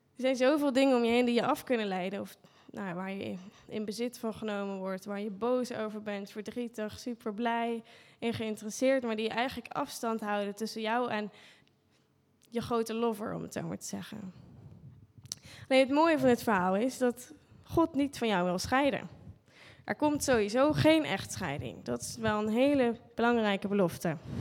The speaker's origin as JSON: {"language": "Dutch", "country": "Netherlands", "said": "als Nederlanders"}